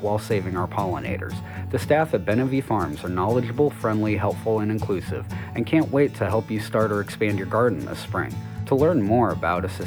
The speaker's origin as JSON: {"language": "English", "region": "Kansas", "country": "United States", "tie": "born or raised there", "said": "Kansas, my home state"}